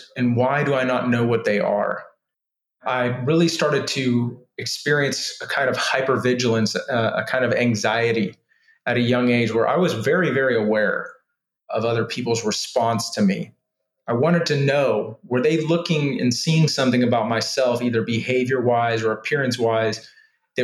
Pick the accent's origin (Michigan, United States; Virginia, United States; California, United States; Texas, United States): Texas, United States; Houston; also born or lived in Austin, Texas / Georgia; we moved from Houston to Austin, start high school, not knowing anybody